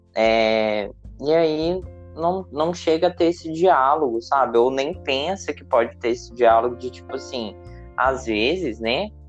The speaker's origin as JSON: {"language": "Portuguese", "town": "Ouro Branco", "region": "Minas Gerais", "country": "Brazil", "tie": "born or raised there", "moved": "as an adult", "lives_now": "Juiz de Fora, Brazil", "said": "eu tô morando em Juiz de Fora. E a Ana mora em Ouro Branco, né? Que também é minha cidade natal"}